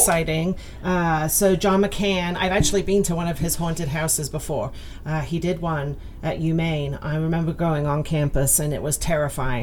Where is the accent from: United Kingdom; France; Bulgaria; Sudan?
United Kingdom; also born or lived in Scotland; now in United States; growing up in the UK